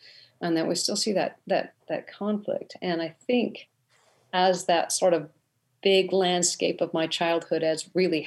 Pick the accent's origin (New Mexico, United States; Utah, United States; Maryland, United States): Utah, United States; Utah Valley, United States; I grew up in Utah Valley